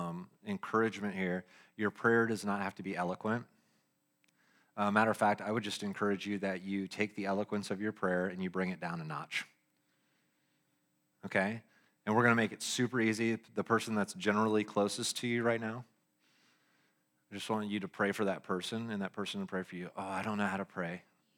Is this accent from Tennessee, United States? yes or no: no; Lexington, Kentucky, United States; born there; I was born in Kentucky. Yeah. Lexington.